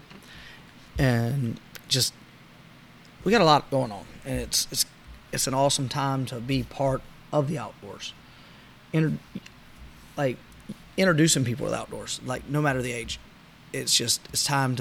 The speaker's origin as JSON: {"language": "English", "region": "South Louisiana", "country": "United States", "tie": "born or raised there", "said": "Growing up in South Louisiana"}